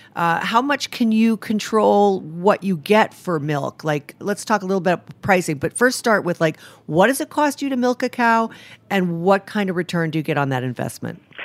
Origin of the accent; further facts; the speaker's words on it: Rhode Island, United States; I'm from Rhode Island, and I actually live there most of the time now